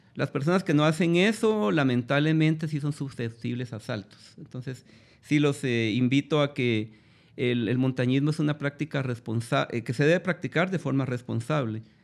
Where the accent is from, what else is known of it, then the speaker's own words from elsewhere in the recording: Guatemala; nosotros mismos como guatemaltecos